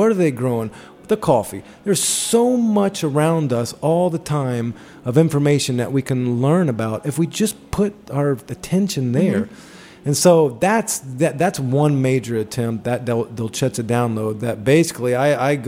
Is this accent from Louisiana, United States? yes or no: no; Atlanta, Georgia, United States; moved away; I grew up in Atlanta